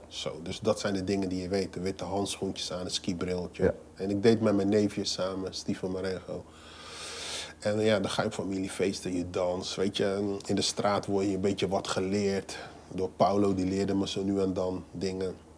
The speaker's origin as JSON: {"language": "Dutch", "town": "Rotterdam", "region": "South Holland", "country": "Netherlands", "tie": "born or raised there", "said": "Ik ben geboren en getogen in Rotterdam"}